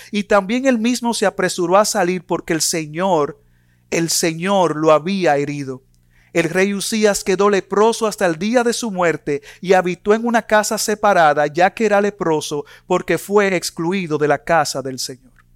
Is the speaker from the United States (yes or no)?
no; Dominican Republic; En mi país, República Dominicana